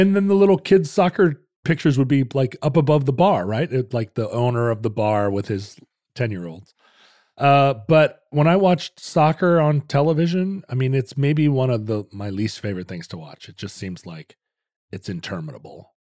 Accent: United States; I'm an American

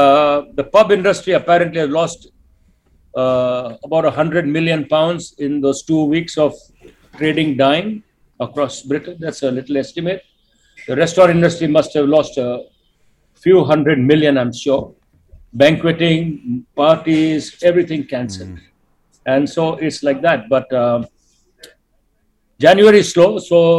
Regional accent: India; moved away; So Binay inherited me in 1991 when I came from India.

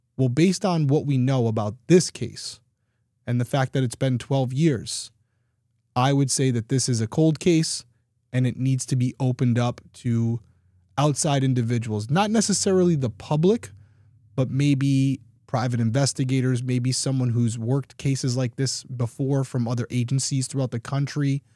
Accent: Rhode Island, United States; I'm from Rhode Island

